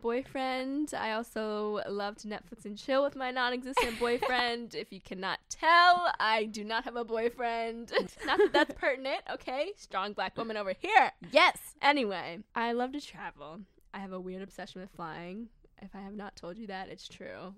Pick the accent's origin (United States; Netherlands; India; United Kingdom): United States; Baltimore, Maryland; I was born and raised in Baltimore, Maryland